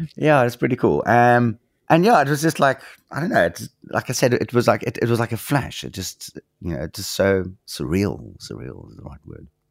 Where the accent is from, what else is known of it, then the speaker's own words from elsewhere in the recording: South Africa; as a South African